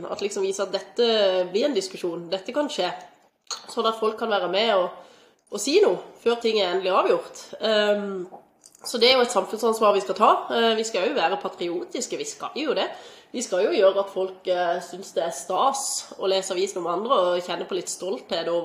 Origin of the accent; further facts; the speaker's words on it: Stavanger, Rogaland, Norway; Jeg har sett, i hvert fall jeg kommer fra Stavanger, så lett å sammenligne med det, men der er det altså gratis å gå i svømmehallen for barn helt fram til de er tolv år, ikke sant.